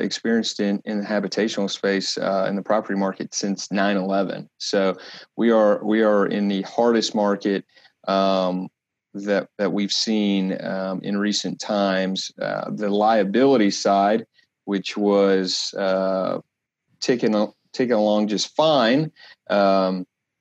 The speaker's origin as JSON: {"language": "English", "area": "Dallas-Fort Worth area", "region": "Texas", "country": "United States", "moved": "yes", "lives_now": "Kansas City, United States", "said": "I'm originally from the Dallas-Fort Worth area, but have been with the firm for about 6 years now. Here in our headquarter office in Kansas City"}